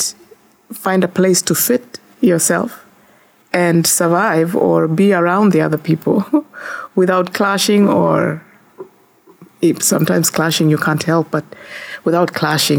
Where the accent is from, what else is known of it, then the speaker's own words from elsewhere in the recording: Kisii, Kisii County, Kenya; moved away as an adult; now in United States; I am from Kisi. This is where it's located in the eastern part of Africa. A country called Kenya.